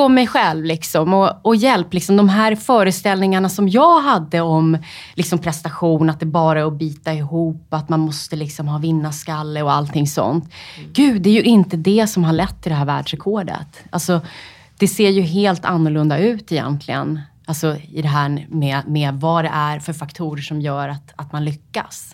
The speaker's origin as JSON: {"language": "Swedish", "town": "Upplands Väsby", "region": "Stockholm County", "country": "Sweden", "tie": "born or raised there", "said": "Jag är uppvuxen i Upplands Väsby"}